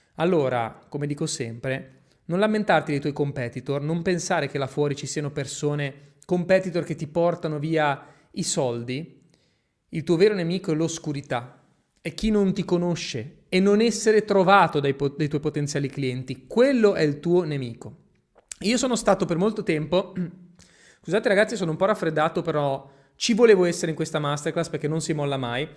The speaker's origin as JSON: {"language": "Italian", "town": "Genoa", "region": "Liguria", "country": "Italy", "accent": "Genoese", "said": "Io ho l'accento genovese"}